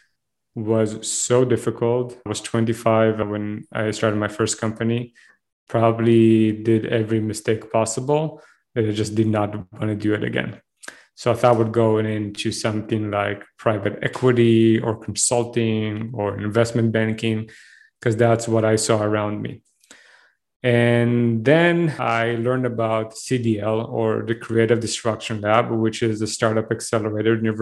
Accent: Israel; accent: thick Israeli accent; moved away as an adult; now in Canada; I'm originally from Israel. I was enlisted to the army when I was 18

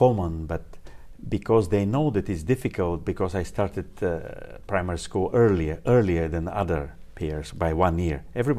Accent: Bulgaria; English is a second language; moved away as an adult; also born or lived in China / Toronto; I was born in Bulgaria. Bulgaria is South Europe, close to, inside of Balkan Peninsula, close to Greece.

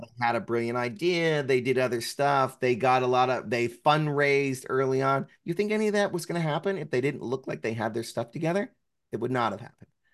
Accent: New Jersey, United States; I'm from New Jersey

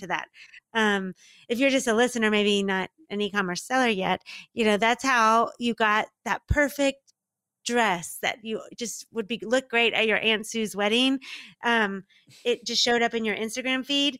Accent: Dallas, Texas, United States; also born or lived in Mississippi; now in Miami, United States; I'm originally from Dallas, Texas

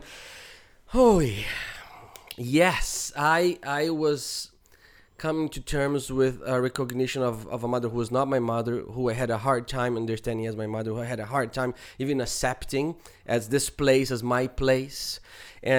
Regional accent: Brazil; moved away; growing up in Brazil

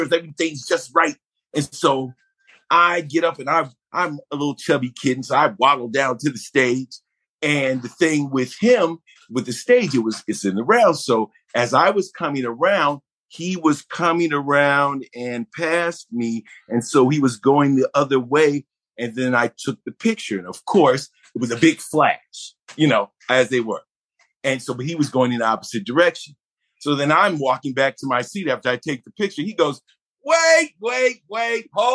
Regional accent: Buffalo, New York, United States; I was born in Buffalo, New York

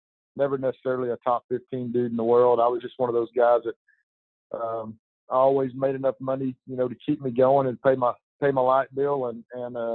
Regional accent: Weatherford, Texas, United States; moved away as an adult; now in Arkansas, United States; I grew up in Texas, grew up in Weatherford, Texas. My parents and I moved there when I was really young, like 5 or 6

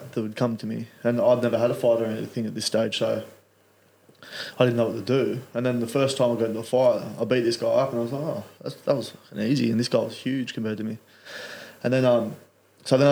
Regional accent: Central Coast, New South Wales, Australia; also born or lived in Wollongong; originally Central Coast. I grew up on the Central Coast most of my life. Moved away with my mum for a little bit to Wollongong.

